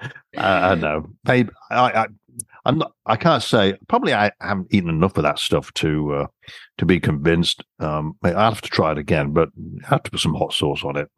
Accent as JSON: {"language": "English", "region": "England", "country": "United Kingdom", "tie": "born or raised there", "also_born_or_lived": "Canada", "moved": "as an adult", "said": "French was mandatory for me growing up in England"}